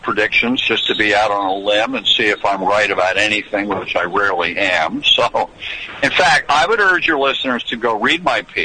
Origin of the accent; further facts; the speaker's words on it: New York, United States; I come from New York